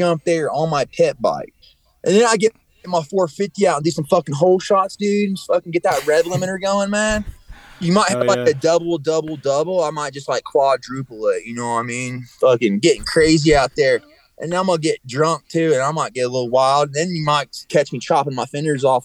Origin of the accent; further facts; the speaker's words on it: East Tennessee, United States; moved away as an adult; also born or lived in Ohio; now in Colorado, United States; I'm from East Tennessee, but I was born in Ohio